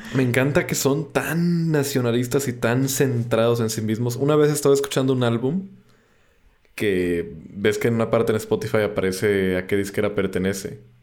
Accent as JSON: {"language": "Spanish", "country": "Mexico"}